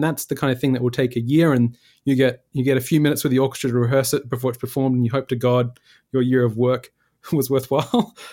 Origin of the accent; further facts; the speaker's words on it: Perth, Western Australia, Australia; moved away as an adult; also born or lived in Lesmurdie, Western Australia; now in New York City, United States; I was from Perth, the, one of the most isolated cities in the world